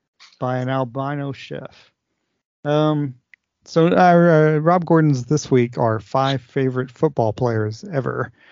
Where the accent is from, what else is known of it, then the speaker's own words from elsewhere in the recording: the South, United States; because I'm a Southerner and this person's offering me a cronut.